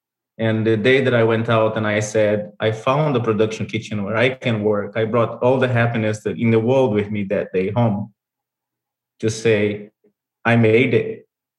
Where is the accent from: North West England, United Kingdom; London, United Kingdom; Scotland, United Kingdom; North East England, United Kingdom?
London, United Kingdom; moved away as an adult; we became business partners because I came from London. I was meant to go back after 1 year, but after I met him, I fell in love and I decided to stay.